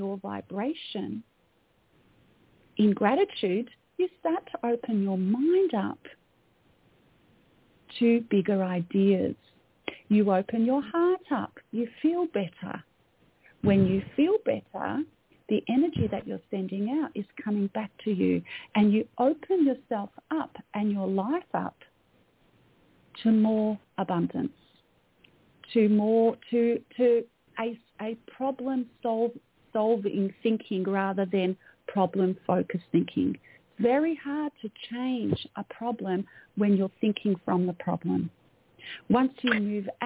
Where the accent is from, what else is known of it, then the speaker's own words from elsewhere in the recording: Melbourne, Victoria, Australia; So I'm an Australian. I was born in Melbourne, Australia. You can probably tell by my accent.